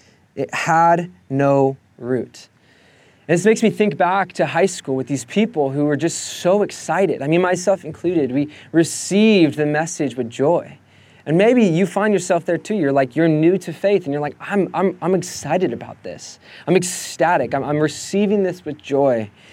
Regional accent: Escondido, California, United States; Now, my family, I grew up in Escondido, and my mom loves to have her orchard.

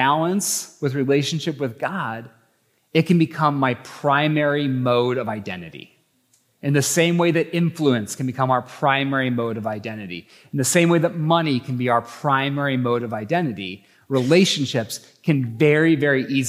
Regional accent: Idaho, United States; I think I'm from Idaho

